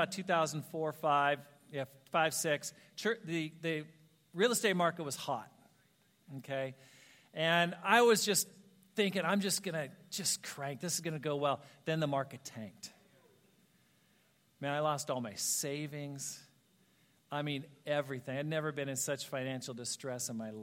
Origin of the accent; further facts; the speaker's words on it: Ashland, Oregon, United States; moved away; I planted a church in Ashland, Oregon. That's my hometown